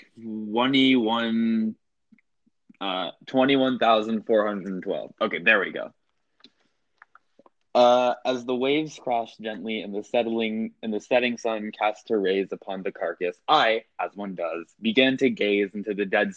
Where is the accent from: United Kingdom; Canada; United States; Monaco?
United States; Georgia; I'm from Georgia, so I say stuff like neodymium